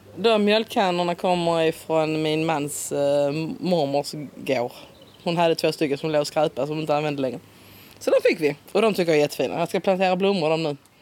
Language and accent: Swedish; Simrishamn, Skåne, Sweden; accent: Skånska (Simrishamn dialect); Min dialekt är en uh, red och bred simsamska. det är där jag är född och uppväxt. Simonslund. ligger precis utanför, två kilometer